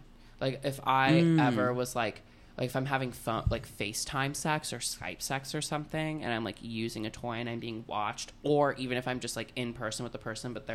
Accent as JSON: {"language": "English", "region": "Florida", "country": "United States", "tie": "born or raised there", "said": "I grew up in Florida"}